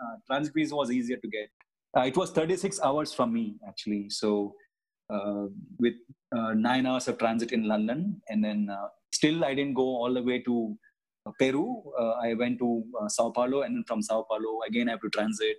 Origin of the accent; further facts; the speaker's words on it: India; as an Indian uh, passport holder